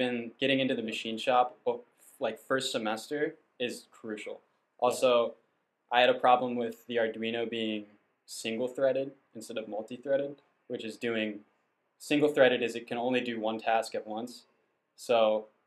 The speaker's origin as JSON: {"language": "English", "town": "Ashburn", "region": "Virginia", "country": "United States", "tie": "born or raised there", "said": "I actually am from the area, and I grew up in Ashburn, Virginia"}